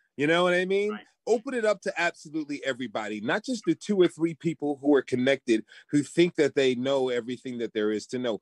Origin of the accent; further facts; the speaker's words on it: Baltimore, Maryland, United States; now in Albuquerque, United States; I'm from Baltimore, Maryland